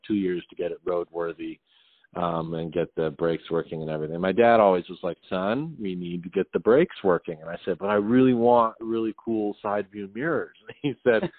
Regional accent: Westminster, Colorado, United States; moved away as an adult; now in Los Angeles, United States; I grew up in Westminster, Colorado

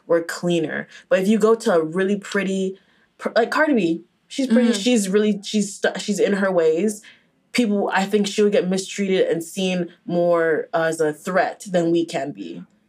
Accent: Nigeria; Like, and also, like, I feel like since you're Haitian, I'm Nigerian, we were never like gonna be

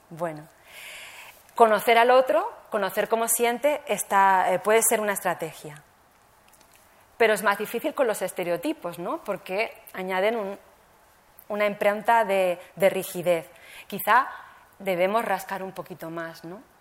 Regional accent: Barcelona, Catalonia, Spain; born there; also born or lived in Alicante; nací en Barcelona y como no soy catalana de origen, me llamaban Charnega. Eh, migré a, Alicante y, se burlaban de mí porque no, hablaba más que catalán y no hablaba valenciano.

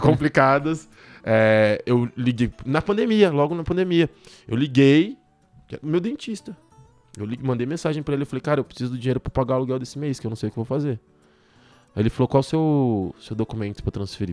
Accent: São Paulo, Brazil; moved away as an adult; Cresci aqui em São Paulo na favela.

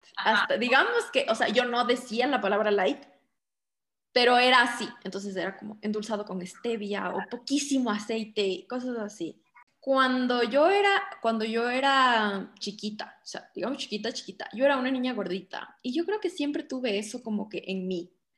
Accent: Quito, Pichincha, Ecuador; soy de Quito, vivo en Quito, siempre he estado aquí

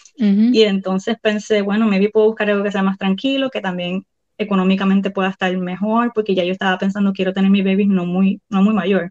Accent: Puerto Rico; moved away as an adult; also born or lived in Sarasota, Florida / Miami, Florida; now in Clermont, United States

